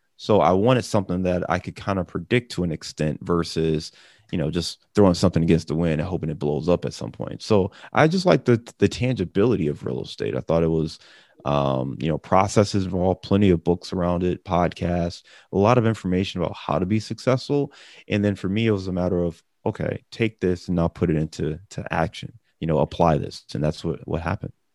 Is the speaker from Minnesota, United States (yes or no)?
no; Cleveland, Ohio, United States; also born or lived in Chicago; now in Cincinnati, United States; I'm a guy who lives in Cincinnati, but I'm from Cleveland. I'm originally from Cleveland